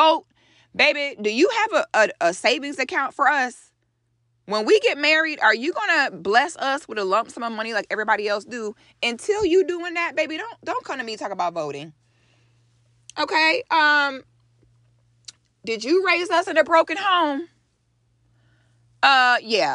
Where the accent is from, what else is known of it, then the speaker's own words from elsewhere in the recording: United States; an African born in America